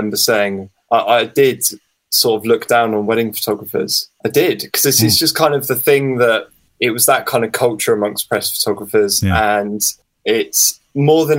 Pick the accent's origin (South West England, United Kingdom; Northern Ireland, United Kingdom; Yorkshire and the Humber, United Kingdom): South West England, United Kingdom; Somerset; also born or lived in London; I'm from Somerset